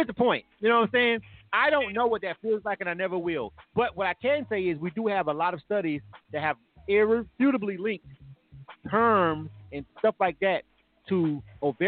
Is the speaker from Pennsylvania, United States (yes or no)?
no; Florida, United States; now in Atlanta, United States; Florida, my home state, West Palm